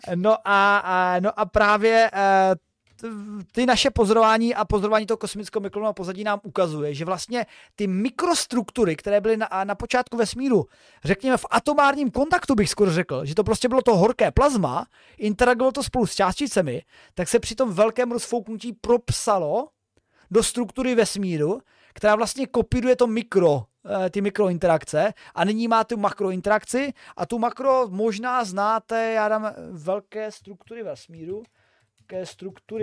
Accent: Moravia, Czechia; u nás na Moravě

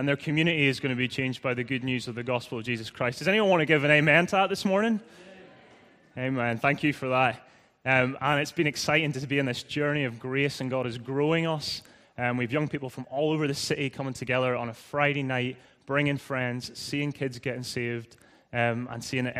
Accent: Northern Ireland, United Kingdom; accent: Irish; moved away as an adult; also born or lived in Leith, Edinburgh, Scotland; now in Edinburgh, United Kingdom; I'm originally from Northern Ireland, as you may have guessed by now, like a few others. I came over just under 8 years ago. Sorry, I need to enunciate with my Irish accent.

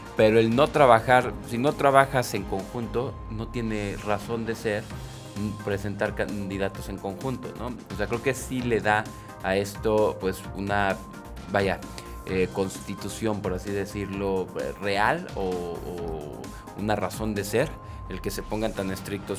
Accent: Mexico; nosotros mexicanos

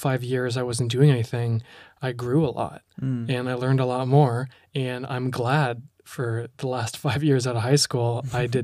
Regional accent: Ontario, Canada; I'm from Ontario, Canada.

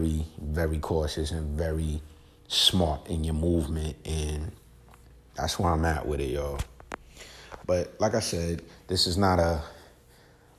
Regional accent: New York, United States; I'm from New York

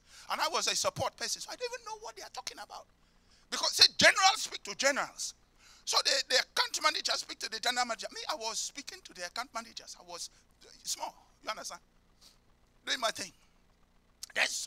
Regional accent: London, United Kingdom; I came from Peckham.

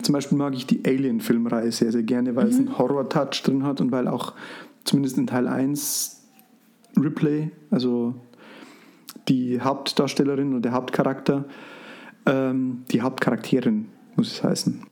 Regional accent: Frauenau, Bavaria, Germany; bei uns in Frauenau

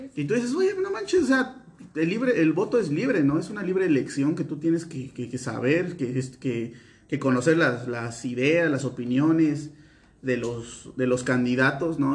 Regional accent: Veracruz, Mexico; nosotros somos veracruzanos

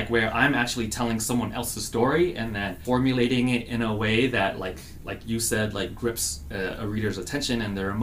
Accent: Guam; also born or lived in Los Angeles, California; now in Phoenix, United States; I grew up on Guam, which is a small South Pacific island.

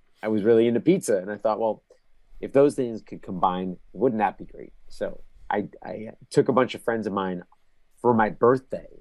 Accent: New Jersey, United States; now in New York, United States; I grew up in New Jersey. I live in New York now

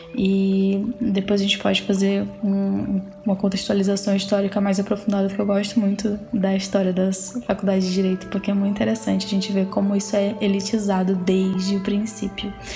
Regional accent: Aurora do Pará, Pará, Brazil; moved away as an adult; also born or lived in Fortaleza; now in Pelotas, Brazil; eu sou paraense

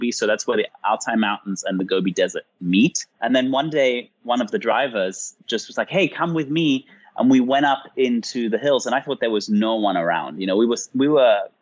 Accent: England, United Kingdom; I grew up in England

